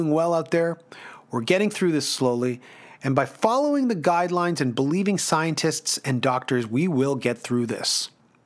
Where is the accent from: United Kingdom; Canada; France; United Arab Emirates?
Canada; us as Canadian hard rock fans